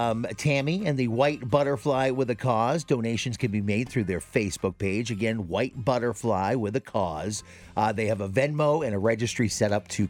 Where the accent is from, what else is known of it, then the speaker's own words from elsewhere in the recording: Biddeford, Maine, United States; my hometown of Biddeford, Maine.